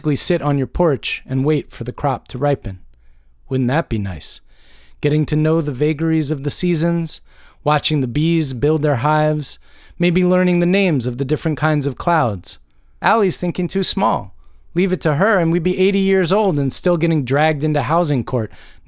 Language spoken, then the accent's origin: English; Georgia, United States; as this activity is not quite legal yet in my home state of Georgia.